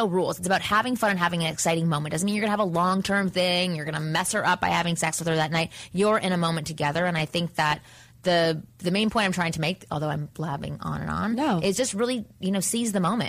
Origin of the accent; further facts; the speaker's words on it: Canada; I'm from Canada, so you can be younger and drink